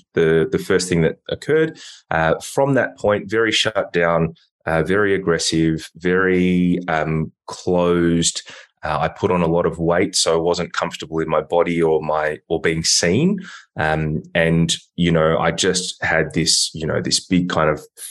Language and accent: English; Melbourne, Victoria, Australia; also born or lived in Hong Kong; I live in Melbourne in Victoria. So I'm, you know, Australian, and I grew up here. I was born in Hong Kong.